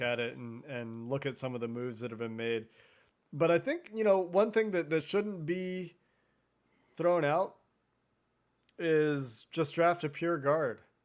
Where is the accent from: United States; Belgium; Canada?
United States; Cincinnati, Ohio; moved away as an adult; I grew up eating Skyline chili every Friday with my family. from age three to eighteen before I moved away from Cincinnati for school